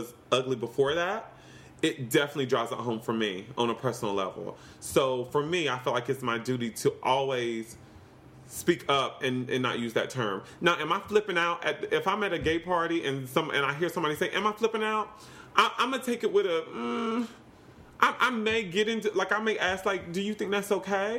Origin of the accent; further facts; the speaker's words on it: the South, United States; also born or lived in Los Angeles, United States; now in New York, United States; I grew up in the South, and we were pretty ignorant